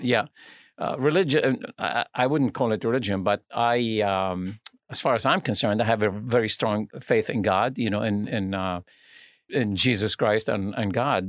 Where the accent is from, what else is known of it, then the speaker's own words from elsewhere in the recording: Lebanon; now in United States; I'm originally from Lebanon, uh, which is in the Middle East